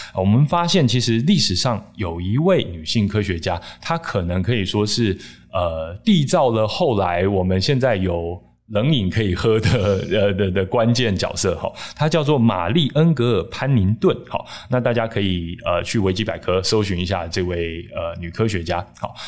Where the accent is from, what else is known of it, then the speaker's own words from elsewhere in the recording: Taichung, Taiwan; 像我台中人嘛